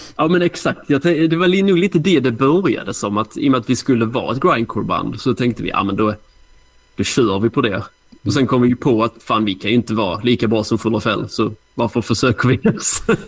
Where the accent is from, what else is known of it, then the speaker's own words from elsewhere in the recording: Hässleholm, Skåne, Sweden; jag är från Hässleholm, så det kanske man hör på dialekten.